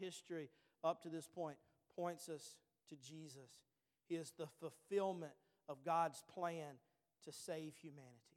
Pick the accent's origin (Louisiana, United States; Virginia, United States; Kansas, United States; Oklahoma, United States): Louisiana, United States; Bogalusa; we were from Bogalusa, Louisiana.